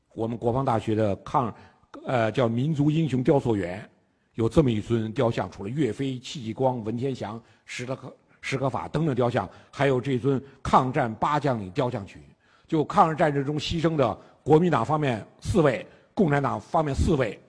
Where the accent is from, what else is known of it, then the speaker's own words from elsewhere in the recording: China; 我们中国人